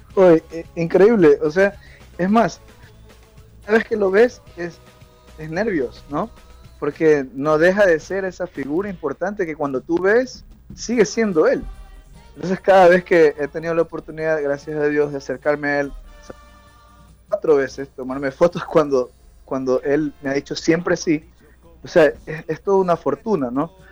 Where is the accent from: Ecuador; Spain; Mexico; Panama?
Ecuador; moved away; yo soy de Ecuador